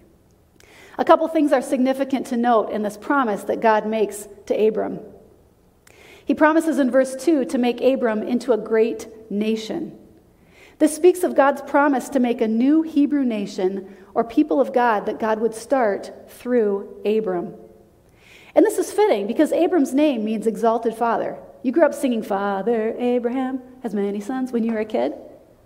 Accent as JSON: {"language": "English", "region": "South Dakota", "country": "United States", "tie": "born or raised there", "moved": "yes", "said": "When I was growing up, I grew up in South Dakota"}